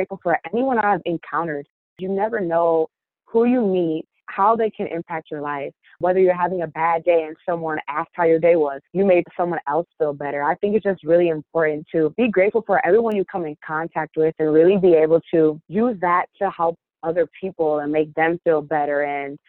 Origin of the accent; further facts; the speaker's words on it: Kalamazoo, Michigan, United States; moved away as an adult; now in Detroit, United States; I'm from Kalamazoo, Michigan, originally, and then I came to Detroit to run track and field at Wayne State University.